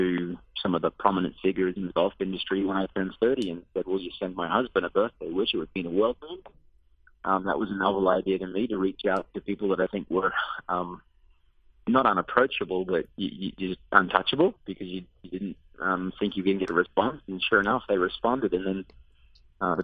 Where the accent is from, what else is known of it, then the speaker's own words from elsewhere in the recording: Australia; moved away as an adult; Growing up in Australia, I had visions of playing professional Aussie rules football